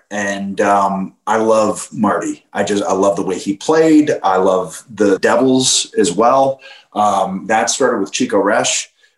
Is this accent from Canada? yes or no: yes; Canada; have to be Canadian to really understand it, I think, to really feel that strange thing that you feel as a Canadian when you see hockey or you hear that Hockey Night in Canada music.